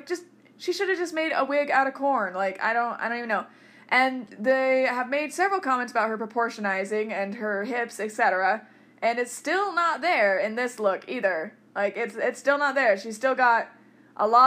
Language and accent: English; Fromberg, Montana, United States; I'm from Fromberg, Montana